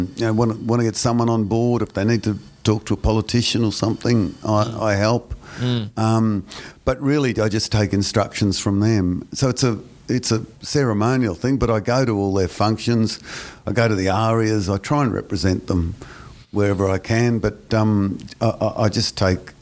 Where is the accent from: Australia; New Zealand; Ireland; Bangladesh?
Australia; Brisbane, Queensland; I'm very patriotic to Brisbane. I'm much more of a Brisbane person than I am a Queenslander or an Australian